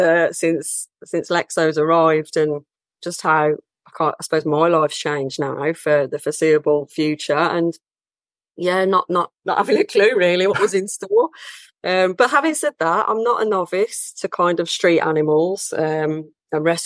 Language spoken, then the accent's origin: English; Birmingham, West Midlands, United Kingdom; I'm from Birmingham